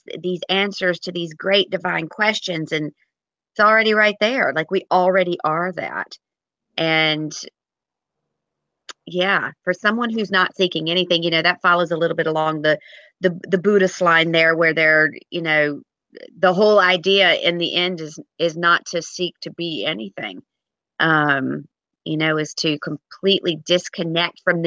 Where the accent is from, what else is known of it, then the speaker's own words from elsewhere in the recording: Martinsville, Virginia, United States; accent: southern; now in Athlone, Ireland; that is a southern accent. I'm from Virginia. I'm from Martinsville, Virginia, just south of Roanoke in the Shenandoah Valley, the Blue Ridge Mountains.